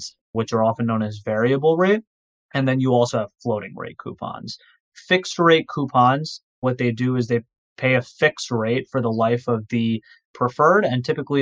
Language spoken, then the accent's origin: English; Livingston, New Jersey, United States; also born or lived in New York City area; my hometown, I'm from Livingston, New Jersey. So I currently am in the New York City area, but I've been in the tri-state area my entire life